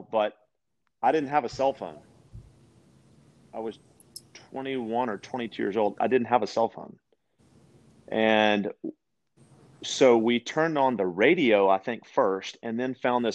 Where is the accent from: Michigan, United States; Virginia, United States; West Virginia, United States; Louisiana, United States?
Louisiana, United States; West Monroe; also born or lived in Shreveport, Louisiana / Bossier City, Louisiana / Branson, Missouri; I was born and raised in the Louisiana, the great state of Louisiana, sportsman's paradise. And I lived in Monroe, West Monroe for the first 15 years